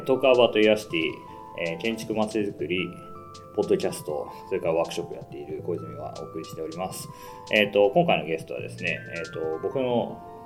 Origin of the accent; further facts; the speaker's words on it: Aichi, Japan; moved away; also born or lived in Gunma; 僕が生まれてしばらくあのちょっとしたらもう愛知県でずっとこう僕は育ってきてる